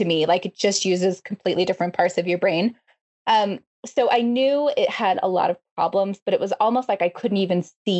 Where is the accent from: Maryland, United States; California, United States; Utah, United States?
Utah, United States; Salt Lake City; I'm from Salt Lake City